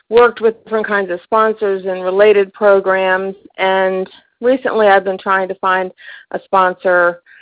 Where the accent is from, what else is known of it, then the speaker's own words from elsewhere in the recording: Tennessee, United States; Okay, I'm from East Tennessee